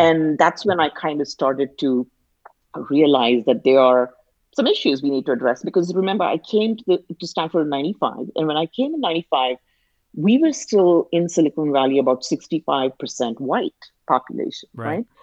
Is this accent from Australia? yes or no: no; India; now in United States; being an Indian immigrant